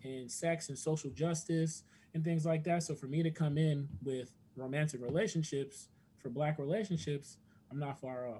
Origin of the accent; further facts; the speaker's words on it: New Jersey, United States; moved away as an adult; also born or lived in Atlanta / Washington, D.C.; now in Kentucky, United States; I'm from Jersey, New York is my backyard